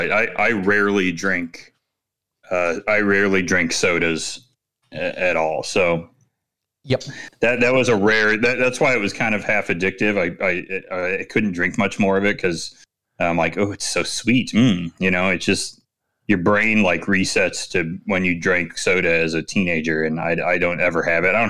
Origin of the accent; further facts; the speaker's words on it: United Kingdom; now in Berlin, Germany; last night, being new in Berlin and being British, I decided to go bar hopping.